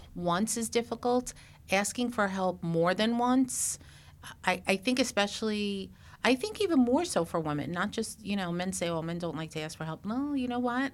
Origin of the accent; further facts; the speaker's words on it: New York, United States; I'm from New York